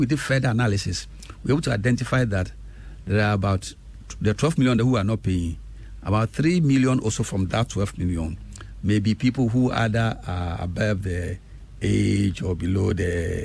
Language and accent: English; Mpraeso, Eastern Region, Ghana; also born or lived in Larteh / Koforidua; I was born in Impraiso. And my father was then teaching at Impraiso Secondary School, which was in Pass, Kwau